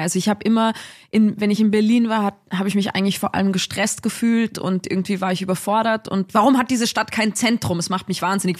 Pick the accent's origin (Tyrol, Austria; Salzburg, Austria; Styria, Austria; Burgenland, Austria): Salzburg, Austria; Dorfgastein; ich komme aus Dorfgastein. Also das ist so, mhm. mhm. das ist schon irgendwie so mein, ja, mein Orientierungspunkt im Leben irgendwie, dass ich daherkomme, aus den Bergen, sehr naturverbunden aufgewachsen